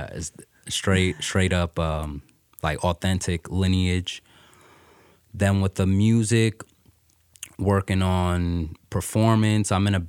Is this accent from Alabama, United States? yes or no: no; New York City, New York, United States; also born or lived in Coney Island; now in San Diego, United States; I'm originally from Brooklyn, New York.